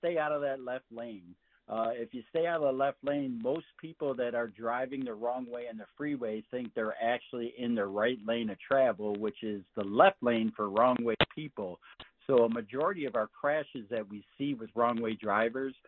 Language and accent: English; Michigan, United States